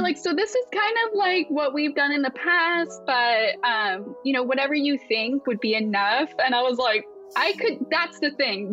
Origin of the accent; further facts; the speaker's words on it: Asheville, North Carolina, United States; moved away as an adult; now in Pacific Northwest, United States; we moved to the Asheville area